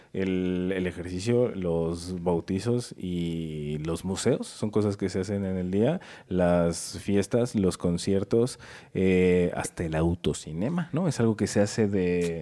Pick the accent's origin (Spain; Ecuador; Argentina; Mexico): Mexico; Mexico City; yo soy de aquí de la Ciudad de México